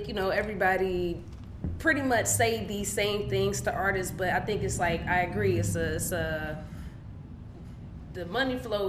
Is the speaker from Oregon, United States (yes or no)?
no; Cincinnati, Ohio, United States; Cincinnati, Ohio, man, my hometown.